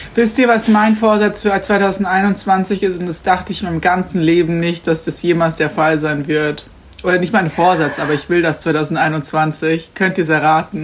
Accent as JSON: {"language": "German", "town": "Garmisch-Partenkirchen", "region": "Bavaria", "country": "Germany", "said": "ich komme ja aus Garmisch"}